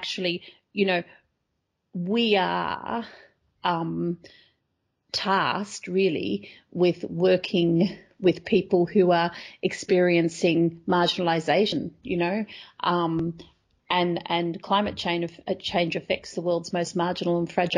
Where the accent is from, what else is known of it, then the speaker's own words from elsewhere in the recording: Australia; being Australian and coming from a country where there is a lot of scepticism around climate change